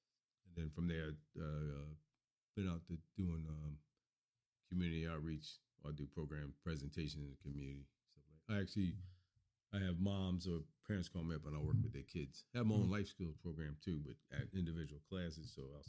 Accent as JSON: {"language": "English", "town": "Miami", "region": "Florida", "country": "United States", "tie": "born or raised there", "said": "When I grew up in Miami. I grew up in the inner city, so I saw a lot of violence."}